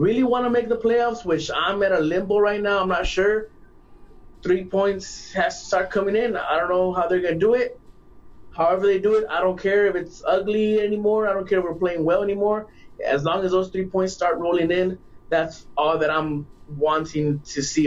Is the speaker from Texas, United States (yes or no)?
yes; Laredo, Texas, United States; my hometown Laredo